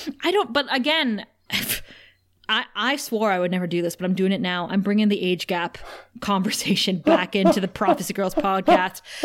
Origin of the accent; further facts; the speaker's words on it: Thunder Bay, Ontario, Canada; a girl like me growing up in Thunder Bay